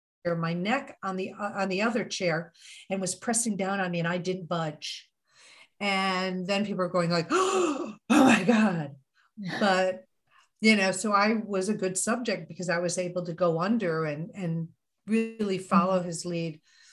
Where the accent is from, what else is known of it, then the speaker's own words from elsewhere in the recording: Missouri, United States; You know, it's always like that Missouri thing, you know, I'm from Missouri, show me.